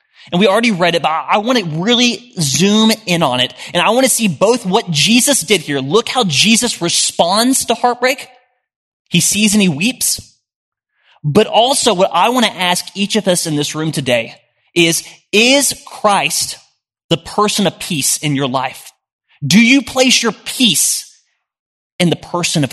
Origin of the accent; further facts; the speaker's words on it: Oklahoma City, Oklahoma, United States; moved away as an adult; now in Nashville, United States; I moved here a little over a year ago, and I'm from Oklahoma City